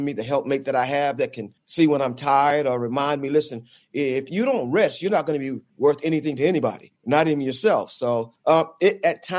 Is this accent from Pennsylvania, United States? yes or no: no; New York City, New York, United States; also born or lived in Wilmington, North Carolina; my roots started in Wilmington, North Carolina, but I was raised in Brooklyn, New York, in a section of Brooklyn called Bed-Stuy